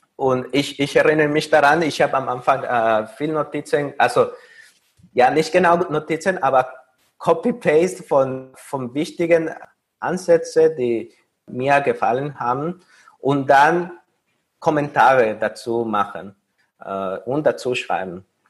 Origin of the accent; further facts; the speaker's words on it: Mexico; German is a second language; moved away as an adult; also born or lived in Paris; now in Vienna, Austria; ich komme aus Mexiko und äh, dort habe ich meinen Bachelor